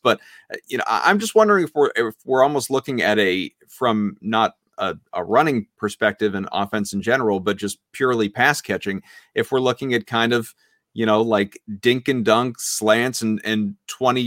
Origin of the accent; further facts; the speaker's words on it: New England, United States; growing up in New England